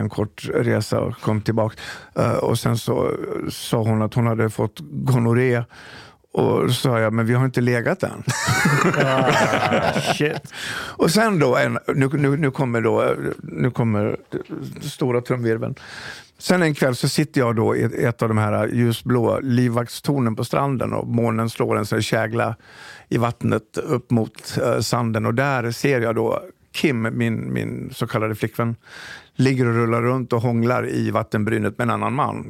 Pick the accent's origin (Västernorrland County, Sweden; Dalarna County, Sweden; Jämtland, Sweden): Dalarna County, Sweden; Falun; moved away; also born or lived in Stockholm; För jag är från Dalarna, jag är från Falun. Farsan var polischef.